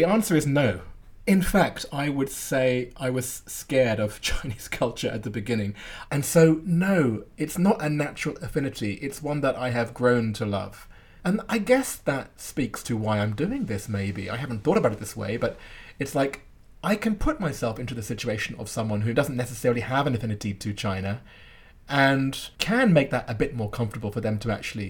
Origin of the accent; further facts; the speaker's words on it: London, United Kingdom; We grew up together in Northwest London.